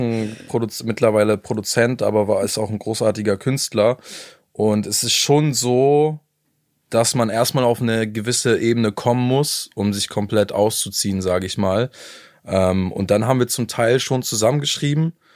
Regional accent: Hamburg, Germany; ich komme aus Hamburg

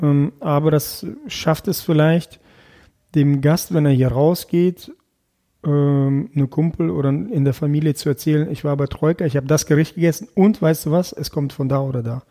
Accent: Erkelenz, North Rhine-Westphalia, Germany; also born or lived in Krasnoyarsk, Russia / Kazakhstan; Erkelenz ist etwas, ja, das ist meine Heimat. Auch wenn ich gebürtig woanders herkomme, ist es trotzdem meine Heimat.

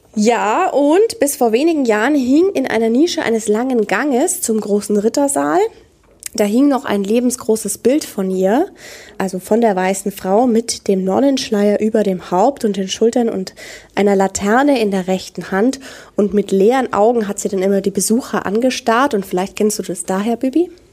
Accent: Franconia, Bavaria, Germany; bei uns in Franken ist das der Nachtgiecher.

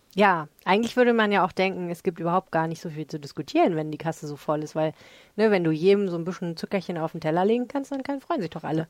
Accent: Hamburg, Germany; als Hamburgerin.

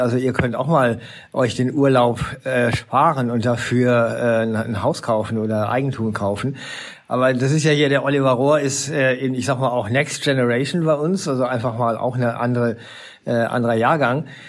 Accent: Essen, North Rhine-Westphalia, Germany; also born or lived in Bochum; ich bin selber in Essen geboren, bin in Bochum zur Schule gegangen

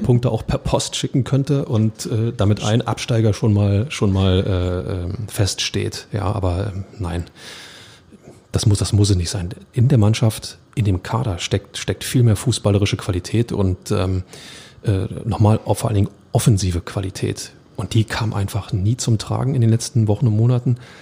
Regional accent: Berlin, Germany; ich als Berliner

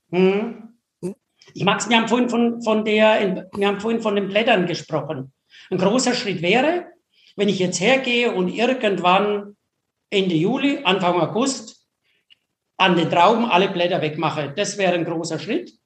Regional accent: Franconia, Bavaria, Germany; also born or lived in Escherndorf; bei uns in Franken

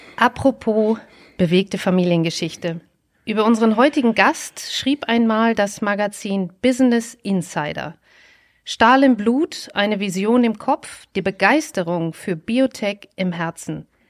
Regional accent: Essen, North Rhine-Westphalia, Germany; ich bin in Essen groß geworden

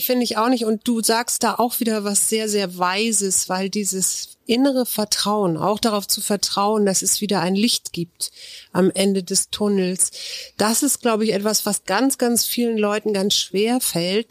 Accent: Germany; weil ich bin auch in der Elbe groß geworden.

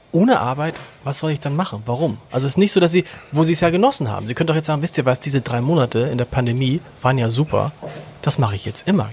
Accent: Hamburg, Germany; ich komme ja aus Hamburg

